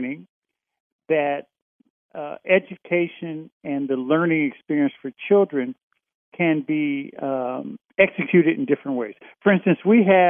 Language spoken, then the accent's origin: English; Indiana, United States; growing up in Indiana